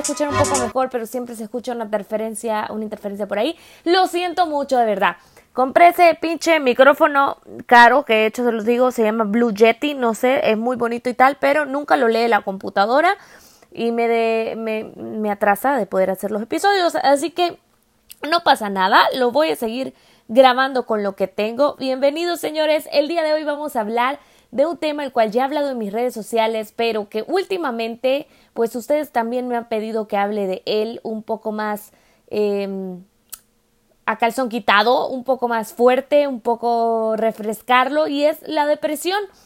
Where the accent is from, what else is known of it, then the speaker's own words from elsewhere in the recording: El Salvador; moved away; el salvadoreño, de donde yo vengo